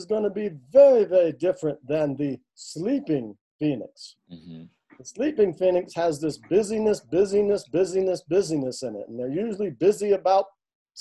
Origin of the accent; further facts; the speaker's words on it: the South, United States; I'm a Southerner, where I'm from, ladies always come first